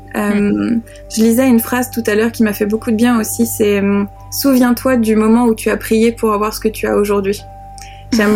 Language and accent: French; France; accent: French; avec mon accent de grenouille française